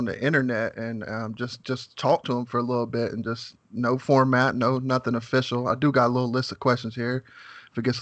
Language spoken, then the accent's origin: English; West Virginia, United States; also born or lived in San Diego, California; I was actually born in San Diego, and then my parents decided to come back all the way to West Virginia, and that's where I was raised.